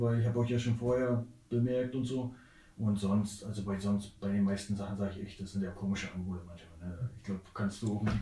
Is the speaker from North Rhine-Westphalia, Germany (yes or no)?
no; Neubrandenburg, Mecklenburg-Vorpommern, Germany; moved away as an adult; now in Hamburg, Germany; Vorher komme ich, äh, aus Neubrandenburg gewesen, ne? viele Jahre